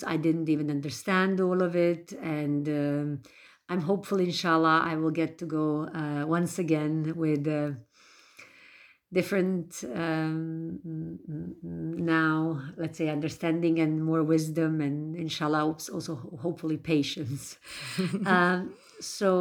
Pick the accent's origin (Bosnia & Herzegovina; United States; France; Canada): Bosnia & Herzegovina; I am from Bosnia and Herzegovina